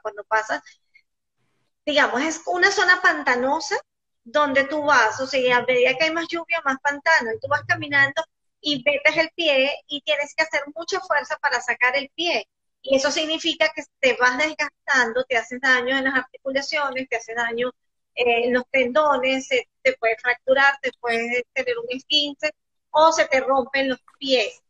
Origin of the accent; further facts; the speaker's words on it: Venezuela; nosotros los venezolanos somos como muy inocentes